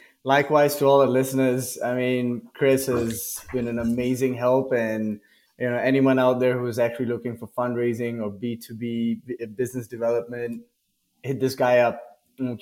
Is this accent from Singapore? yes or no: yes; Singapore; moved away as an adult; also born or lived in Delhi, India; now in Mexico; I was born in Delhi, grew up in Singapore, did all my education, army, university, all